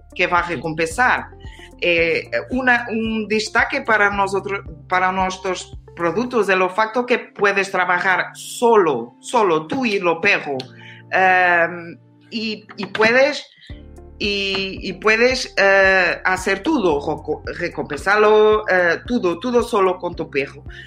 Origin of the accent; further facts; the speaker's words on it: Portugal; Spanish is a second language; yo soy de Portugal